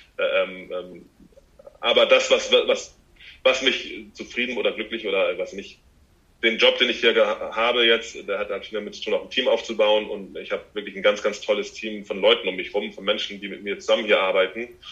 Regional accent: Hamburg, Germany; hier zu Hause, wo ich herkomme

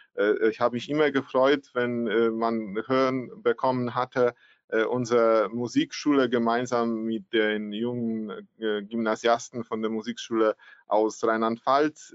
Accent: Poland

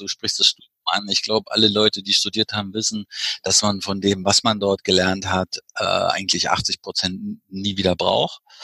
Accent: East Germany, Germany; bei uns im Osten

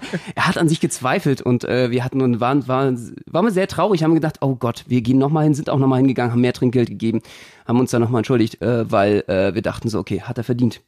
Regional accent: Berlin, Germany; als Berliner

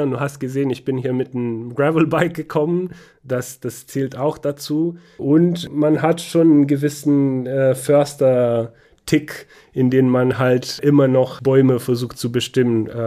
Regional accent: Banat, Romania; wie du weißt, komme ich aus Rumänien, bin in Rumänien aufgewachsen, in Banata Schwaben, Südwesten Rumäniens. Da sind viele Wälder.

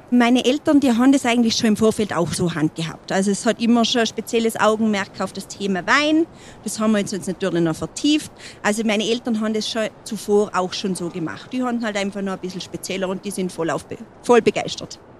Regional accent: Heilbronner Hütte, Montafon, Vorarlberg, Austria; für mich ist es meine Heimat. Ich durfte hier aufwachsen.

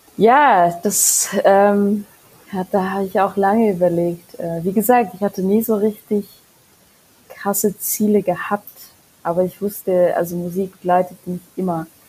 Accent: Germany; also born or lived in Mongolia / Würzburg; nachdem ich nach Deutschland gezogen bin

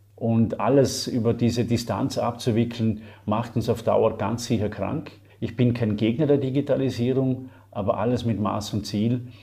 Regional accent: Vorarlberg, Austria; Ich bezeichne mich gerne als gelernter Österreicher, im äußersten Westen beheimatet, also in Vorarlberg also Gegenpart zu Wien

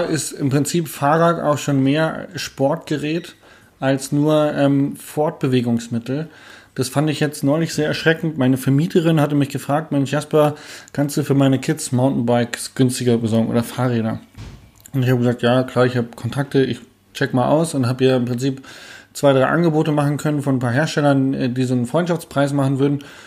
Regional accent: Hanover, Lower Saxony, Germany; Also bin ja Hannoveraner

